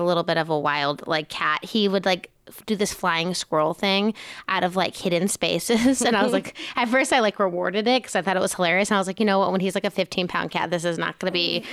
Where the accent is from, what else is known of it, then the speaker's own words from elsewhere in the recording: Charlottesville, Virginia, United States; I grew up in Charlottesville, which is like the center of the state